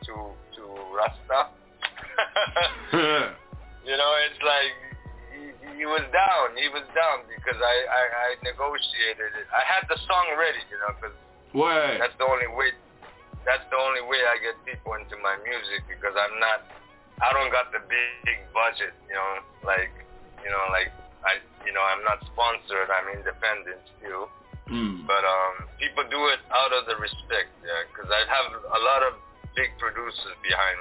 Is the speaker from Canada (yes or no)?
no; Japan; moved away as an adult; now in Amsterdam, Netherlands; Japan is my home